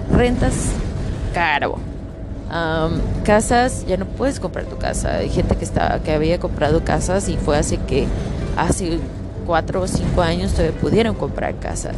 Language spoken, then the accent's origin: Spanish; Mexico; now in Canada; me quedo en México y no me muevo